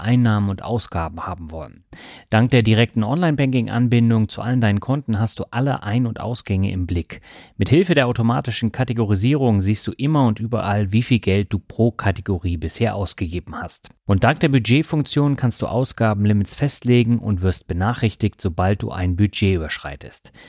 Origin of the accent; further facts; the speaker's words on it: Kirchentellinsfurt, Baden-Württemberg, Germany; moved away; meine Leitung geht heute in meine alte Heimat Kirchen-Tellensfurt